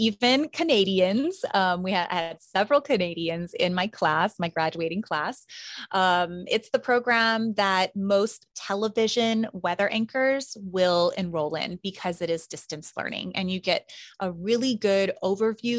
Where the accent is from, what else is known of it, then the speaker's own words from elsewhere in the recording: Hawaii, United States; I'm from Hawaii